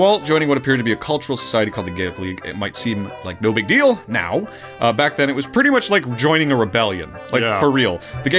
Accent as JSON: {"language": "English", "country": "United States", "said": "an American talking about this stuff"}